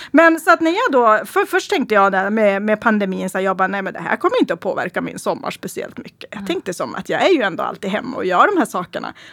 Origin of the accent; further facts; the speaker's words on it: Stackrönnan, Västerbotten County, Sweden; första som jag egentligen vill prata om det är egentligen från min hemby Stackrönnan. Eh, och Stackrönnan är ju bara ungefär 9 kilometer från Skellefteå centrum.